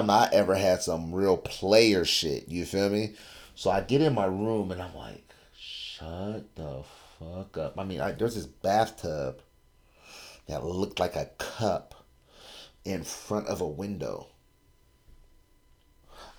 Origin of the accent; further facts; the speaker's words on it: California, United States; I'm from California